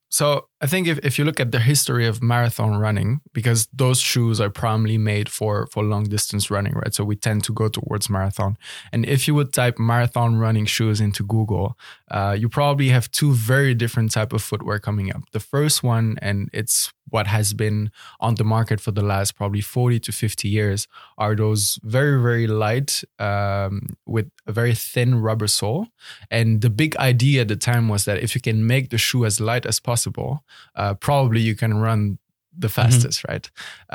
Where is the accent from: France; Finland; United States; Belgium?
Belgium; English is a second language; moved away as an adult; now in Netherlands; So I was born and raised in Belgium, where quite quickly I got into track and field